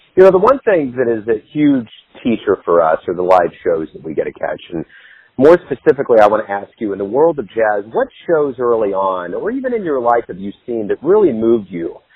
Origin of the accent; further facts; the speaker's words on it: Kansas City, Missouri, United States; I'm obviously from Kansas City. I've been here my whole life